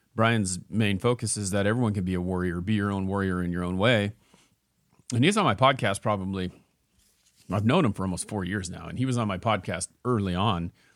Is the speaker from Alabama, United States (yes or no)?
no; Ontario, Oregon, United States; moved away; I grew up in Ontario